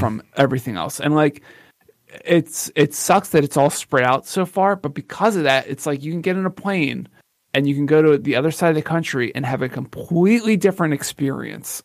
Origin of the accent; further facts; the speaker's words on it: Philadelphia, Pennsylvania, United States; I'm from Philly